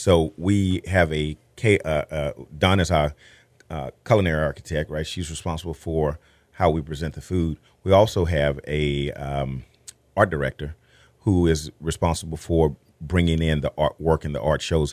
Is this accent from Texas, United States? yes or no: yes; Texas, United States; as a Texan